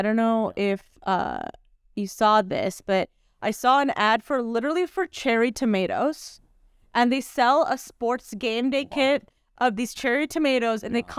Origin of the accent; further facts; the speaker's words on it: California, United States; I definitely sound like some, like, hey, dude, so I'm from SoCal.